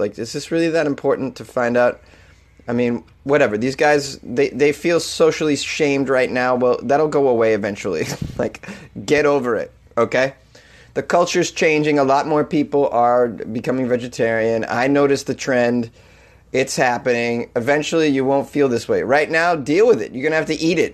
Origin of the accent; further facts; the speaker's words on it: Boston, Massachusetts, United States; accent: Boston; Boston-related story, which is my hometown